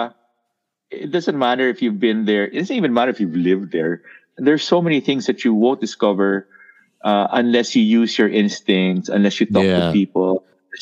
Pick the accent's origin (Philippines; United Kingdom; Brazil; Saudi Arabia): Philippines; we are Pinoys